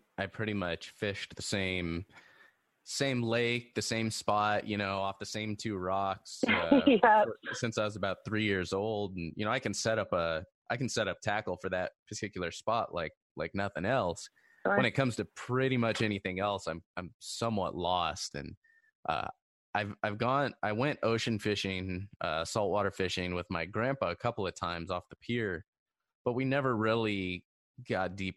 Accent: Orange County, California, United States; I grew up in Orange County, you know, 15-minute drive from the Seal Beach Pier

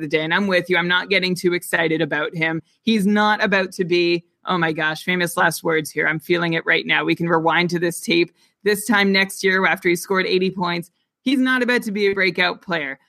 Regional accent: Canada; I'm Canadian

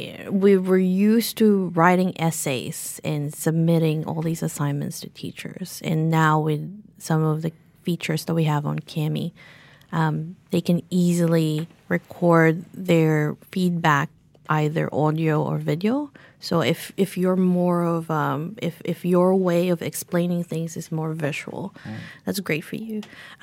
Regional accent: New Zealand; tell everyone that we're from New Zealand. We bring in some Whitaker's chocolate

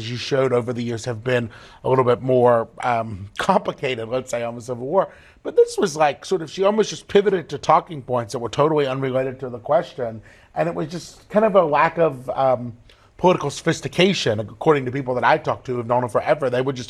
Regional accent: South Carolina, United States; growing up in South Carolina and being from a state to see the flag removed from a place of prominence in the state.

